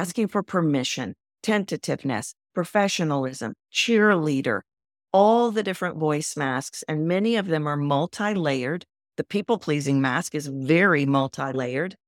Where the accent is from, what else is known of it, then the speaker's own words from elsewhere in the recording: Texas, United States; moved away; also born or lived in New York City; I'm from Texas.